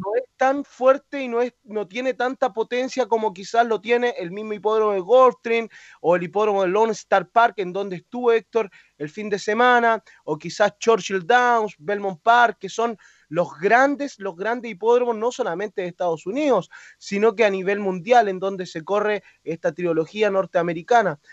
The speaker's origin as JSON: {"language": "Spanish", "country": "Chile"}